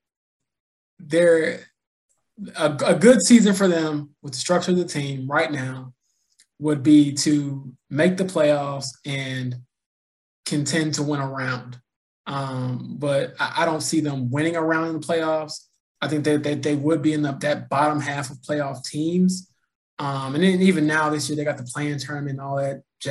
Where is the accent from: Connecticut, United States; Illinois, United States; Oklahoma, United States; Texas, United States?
Illinois, United States; suburbs of Chicago; I grew up in Illinois and grew up in the suburbs of Chicago